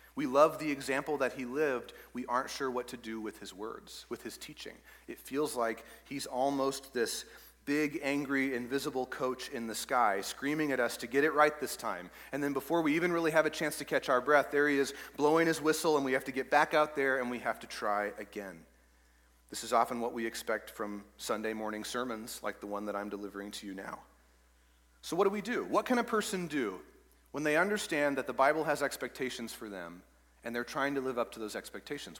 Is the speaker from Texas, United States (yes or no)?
yes; East Texas, United States; I grew up in East Texas